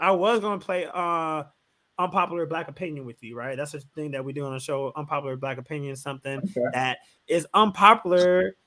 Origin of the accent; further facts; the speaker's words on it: Chicago, Illinois, United States; I'm from Chicago